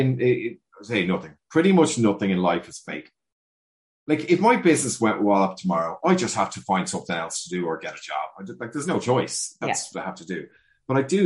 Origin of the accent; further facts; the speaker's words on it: Dublin, Leinster, Ireland; I'm a 6th generation dub